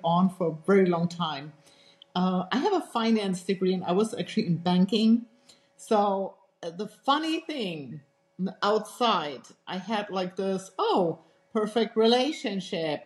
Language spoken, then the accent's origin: English; Germany; English is a second language; moved away as an adult; also born or lived in United States; I grew up actually in Europe, in Germany, and I had a very protected childhood. And grew up in a very small town